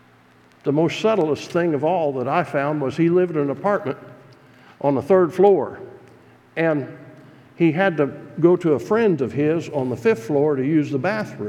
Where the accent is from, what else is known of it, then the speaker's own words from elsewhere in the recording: United States; as an American pastor preaching in Ukrainian Baptist churches